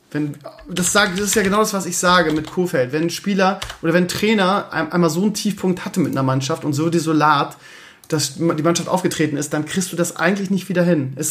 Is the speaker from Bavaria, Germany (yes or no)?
no; Bremen, Germany; weil man sich natürlich dann ein spannendes, gerade als Bremer, ein spannendes Ding wünscht und wenigstens noch hoffen möchte.